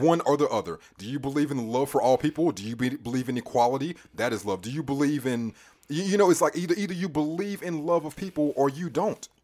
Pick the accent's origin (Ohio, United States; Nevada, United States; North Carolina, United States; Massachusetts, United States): North Carolina, United States; Charlotte; also born or lived in California; I was born in Charlotte Presbyterian Hospital up the road